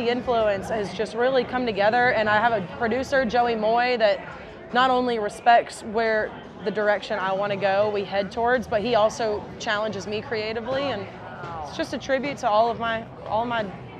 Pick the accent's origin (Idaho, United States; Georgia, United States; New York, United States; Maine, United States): Georgia, United States; Atlanta; I'm from Atlanta